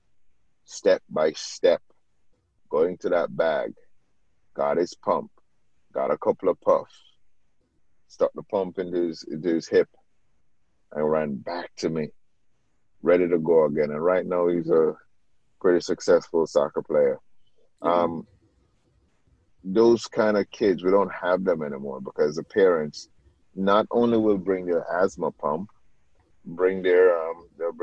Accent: Jamaica; moved away; as a kid growing up in Jamaica

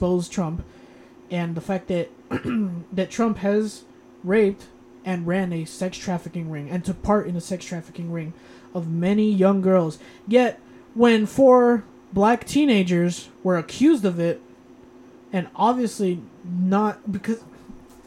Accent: United States; I'm American

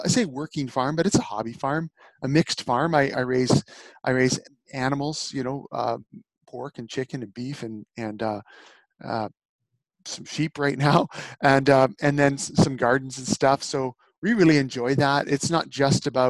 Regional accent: Northern Alberta, Canada; I was raised in Northern Alberta on a farm.

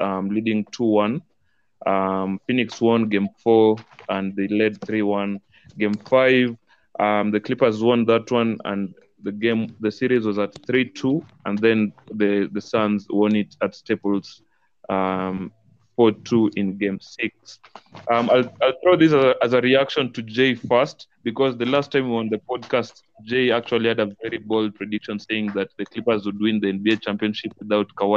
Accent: Kakamega, Kakamega County, Kenya; now in Nairobi, Kenya; I'm currently in Nairobi, but you guys know I'm from Kakamega.

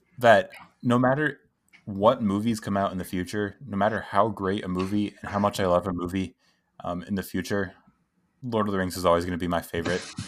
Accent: United States; we're American

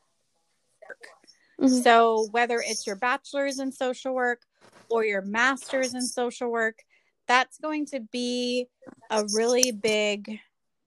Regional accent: Southern California, United States; I am a clinical social worker born and raised in Southern California.

